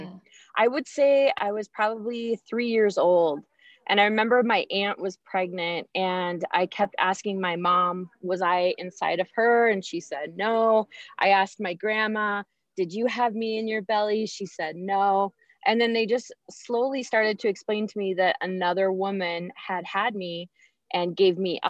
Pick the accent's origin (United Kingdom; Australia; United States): United States; Vancouver, Washington; the hospital that I was born at in Vancouver, Washington